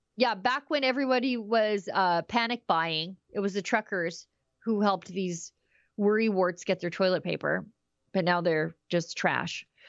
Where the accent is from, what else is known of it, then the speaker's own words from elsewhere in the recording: Canada; as a Canadian citizen